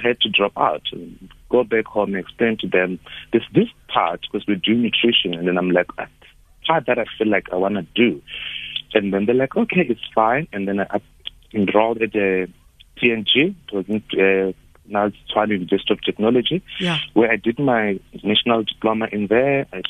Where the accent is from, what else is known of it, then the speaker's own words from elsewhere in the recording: Venda, Limpopo, South Africa; now in Cape Town, South Africa; I grew up in Limpopo in Venda.